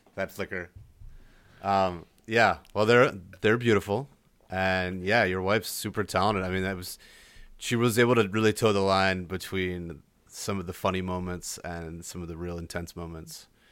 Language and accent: English; Delaware, United States; moved away; also born or lived in Miami / New Mexico; I grew up in Delaware